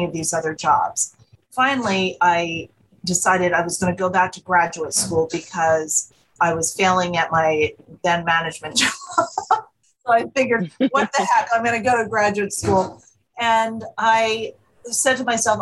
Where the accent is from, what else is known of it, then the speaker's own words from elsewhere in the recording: Monmouth County, New Jersey, United States; moved away as an adult; now in Philadelphia, United States; I'm originally from the Northern New Jersey shore. I grew up in a small little town in Monmouth County, New Jersey, and I came to Philadelphia to go to college in the mid-80s, and I have never left.